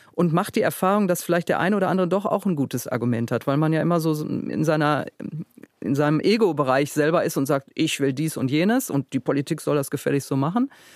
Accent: Duisburg, North Rhine-Westphalia, Germany; Ich komme aus dem Ruhrgebiet

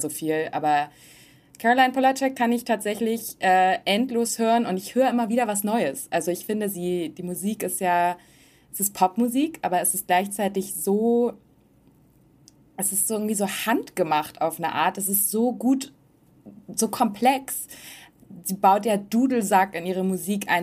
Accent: Hamburg, Germany; moved away as an adult; now in Los Angeles, United States; aus manchen Gegenden in Hamburg zum Beispiel, wo ich aufgewachsen bin

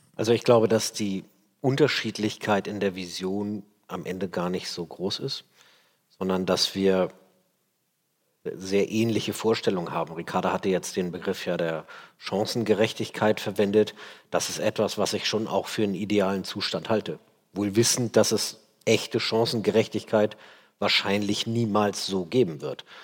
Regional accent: Hamburg, Germany; Ich bin in Hamburg in Steilshoop aufgewachsen, jetzt nicht so die feine Ecke.

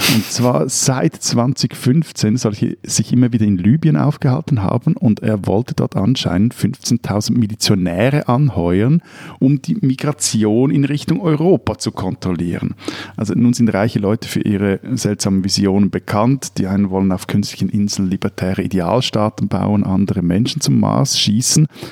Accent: Switzerland; bei uns in der Schweiz

